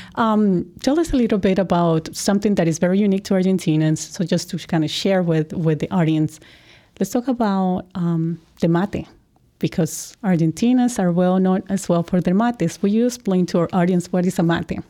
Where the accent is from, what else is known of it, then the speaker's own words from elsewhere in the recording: Colombia; I'm from Colombia